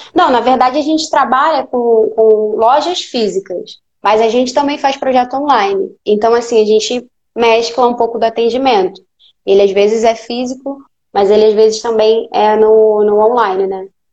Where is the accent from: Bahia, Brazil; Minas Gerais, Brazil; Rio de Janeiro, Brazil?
Rio de Janeiro, Brazil; hoje eu sou do Rio, né? Sou do Rio de Janeiro